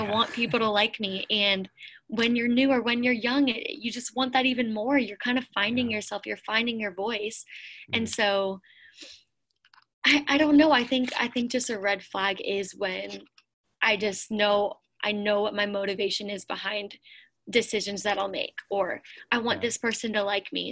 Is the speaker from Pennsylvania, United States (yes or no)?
yes; Pennsylvania, United States; moved away as an adult; also born or lived in Lakeland, Florida; I grew up in Pennsylvania